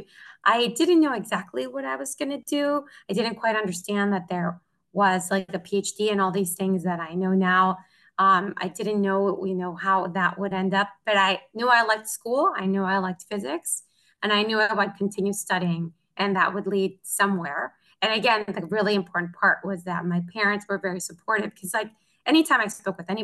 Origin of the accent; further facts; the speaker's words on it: Tecamachalco, Puebla, Mexico; moved away as an adult; since I was in Tecamachalco, where I grew up in Puebla